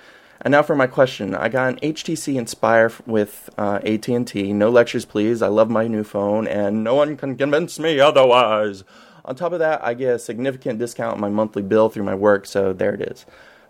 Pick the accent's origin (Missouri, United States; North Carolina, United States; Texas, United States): North Carolina, United States; Greensboro; I'm from Greensboro, North Carolina. My home trivia is that Greensboro is the site of the Greensboro Four, which is the name given to the four gentlemen that performed one of the first sit-ins of the civil rights movement.